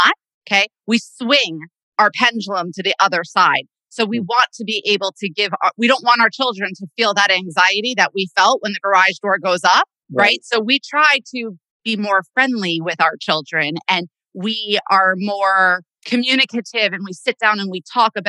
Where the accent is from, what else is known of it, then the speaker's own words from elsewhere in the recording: Bergen County, Northern New Jersey, United States; I grew up in Northern Jersey